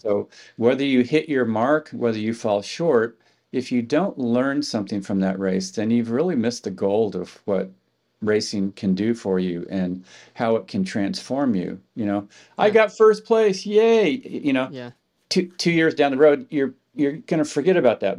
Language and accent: English; Palo Alto, California, United States; I grew up in Palo Alto, right across the street from Stanford University